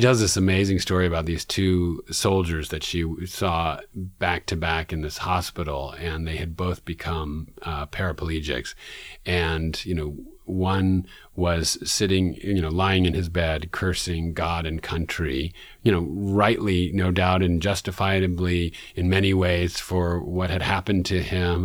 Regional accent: New York City, New York, United States; one of my experiences as a young person growing up in Man-, in Manhattan in New York City

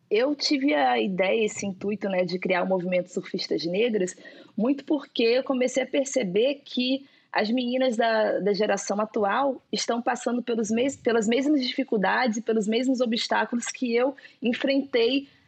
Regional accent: Itacaré, Bahia, Brazil; born or raised there; now in Rio de Janeiro, Brazil

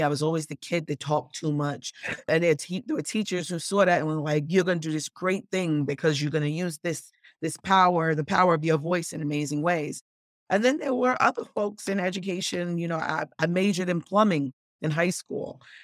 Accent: New York City, New York, United States; also born or lived in Bronx, New York; I was born and raised in South Jamaica, Queens, and moved to the Bronx when I was seventeen

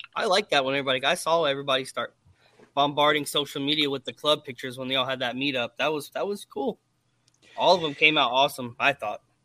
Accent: Atlanta, Georgia, United States; moved away as an adult; also born or lived in Charleston, South Carolina; now in California, United States; I'm originally from um, from South Carolina. I was born in Charleston, um, and then I grew up in Atlanta.

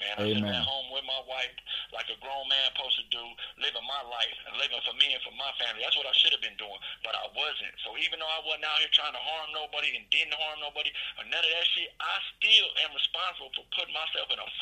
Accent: Denver, Colorado, United States; where I'm from Park Hill, Denver, Colorado

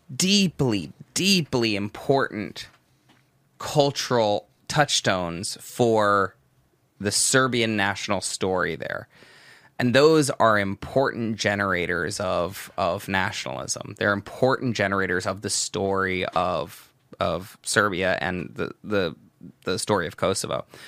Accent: Los Angeles, California, United States; now in Albania; I normally would say Los Angeles

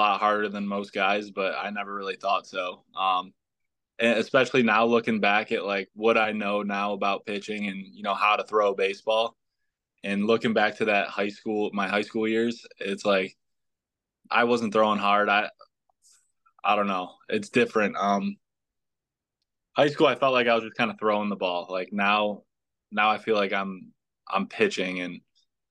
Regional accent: West Seneca, New York, United States; also born or lived in Hamburg, New York; I grew up in the West Seneca area as a kid

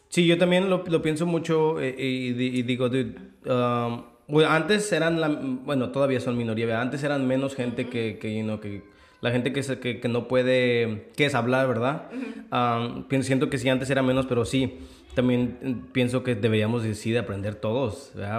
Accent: Mexico; moved away; como mexicano

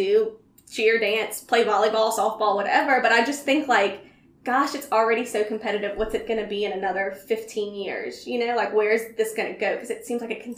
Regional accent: Gonzales, Louisiana, United States; also born or lived in Baton Rouge / Kenner; I grew up in Gonzales, danced in Kenner, and then eventually went to school in Baton Rouge

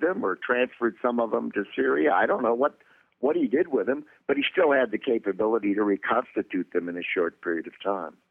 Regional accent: Chicago, Illinois, United States; I'm from Chicago

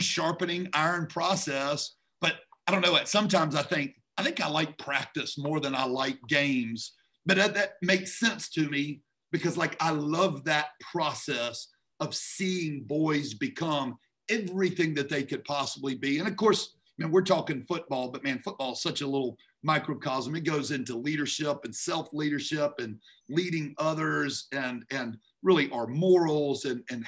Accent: Memphis, Tennessee, United States; moved away as an adult; also born or lived in Atlanta, Georgia; now in Georgia, United States; I'm originally from Memphis

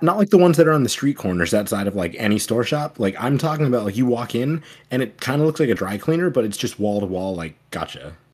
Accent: United States; I'm an American.

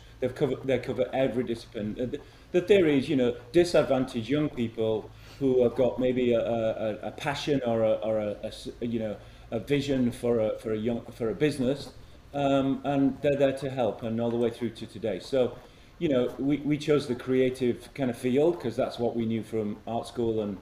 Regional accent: Huddersfield, Yorkshire and the Humber, United Kingdom; I'm from Huddersfield, Yorkshire town, a mill town in the north of England.

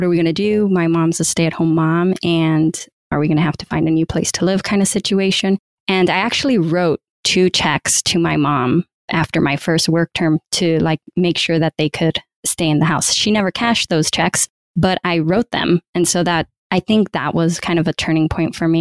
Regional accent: California, United States; also born or lived in Michigan / San Francisco; I'm originally from California. That's where I was living. But my university was in Michigan

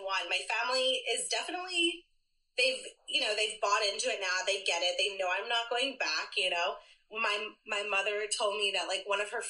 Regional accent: Philadelphia, Pennsylvania, United States; I am a true Philadelphian. I was born and raised here in the Northeast Philly.

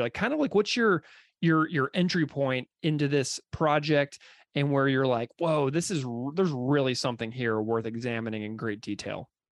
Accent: St. Louis, Missouri, United States; a person who grew up in St. Louis and who did my undergrad at Mizzou

